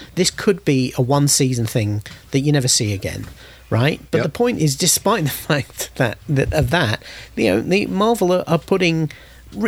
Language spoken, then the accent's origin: English; United Kingdom; I'm British.